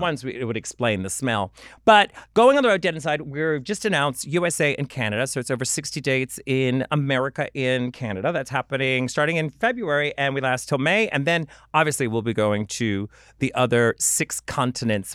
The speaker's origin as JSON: {"language": "English", "town": "New Orleans", "region": "Louisiana", "country": "United States", "said": "I come from New Orleans"}